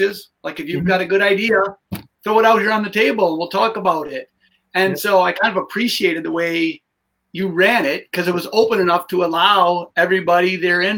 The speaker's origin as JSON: {"language": "English", "town": "Madison", "region": "Wisconsin", "country": "United States", "tie": "born or raised there", "said": "I grew up in Madison"}